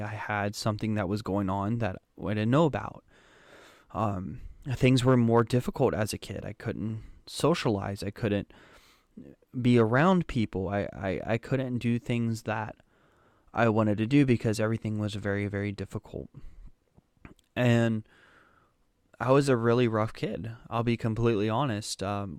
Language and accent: English; Germany; born there; So, a little bit of history about me. I was born in Germany, but there were some complications with that.